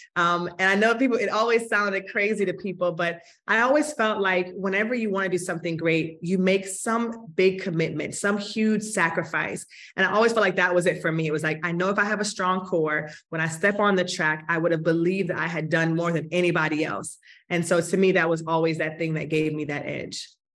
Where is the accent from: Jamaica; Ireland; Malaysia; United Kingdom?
Jamaica; Kingston; I was born in Kingston, Jamaica, and have the most fond memories of my early days in Kingston.